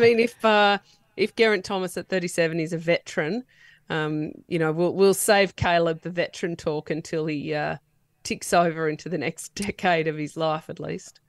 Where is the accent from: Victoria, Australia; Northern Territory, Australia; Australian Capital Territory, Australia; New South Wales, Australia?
New South Wales, Australia; now in Queensland, Australia; even though I live in Queensland now, I am born and bred in New South Wales